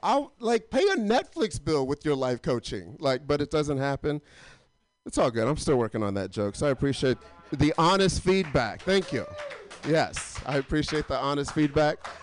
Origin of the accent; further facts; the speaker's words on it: Atlanta, Georgia, United States; I'm not from LA. I'm actually from Atlanta